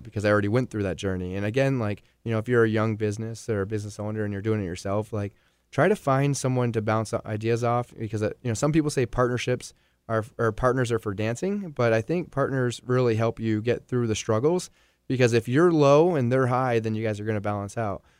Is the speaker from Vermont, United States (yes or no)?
yes; Vermont, United States; moved away as an adult; I was gone for almost ten years total before I finally returned back to Vermont, like, permanently